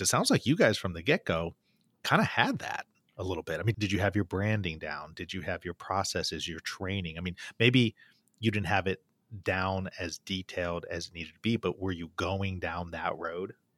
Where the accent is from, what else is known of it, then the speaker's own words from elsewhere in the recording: Bloomington, Indiana, United States; in my hometown in Indiana, at Indiana University